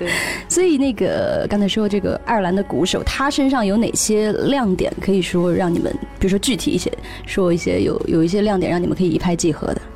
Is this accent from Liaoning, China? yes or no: no; Hangzhou, Zhejiang, China; 我是杭州的啊